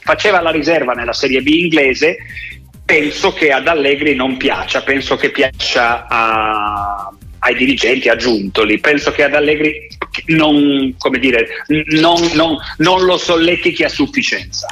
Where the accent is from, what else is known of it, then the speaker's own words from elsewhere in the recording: Turin, Piedmont, Italy; io sono torinese